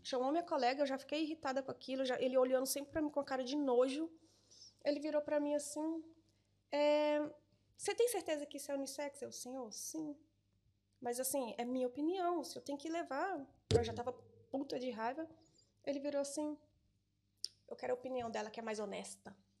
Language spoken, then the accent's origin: Portuguese; Brazil; moved away as an adult; also born or lived in Cork, Ireland; now in Portugal; eu sou brasileira